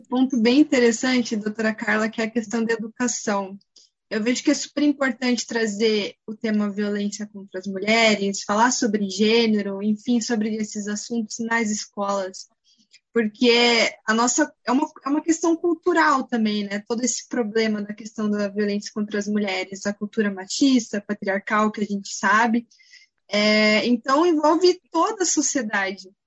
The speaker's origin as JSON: {"language": "Portuguese", "town": "Curitiba", "region": "Paraná", "country": "Brazil", "said": "sou de Curitiba"}